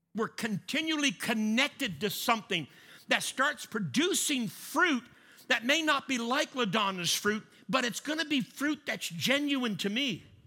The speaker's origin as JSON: {"language": "English", "country": "Canada", "said": "I'm Canadian."}